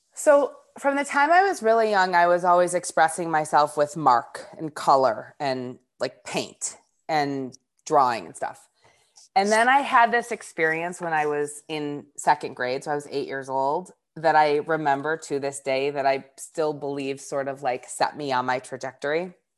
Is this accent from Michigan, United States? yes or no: yes; north of Detroit, Michigan, United States; I grew up about twenty minutes north of Detroit